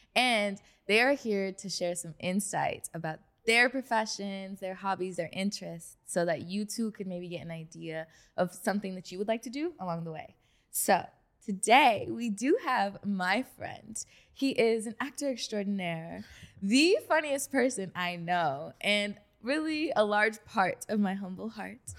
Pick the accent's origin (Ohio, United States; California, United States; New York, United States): California, United States; Inland Empire; we're from the Inland Empire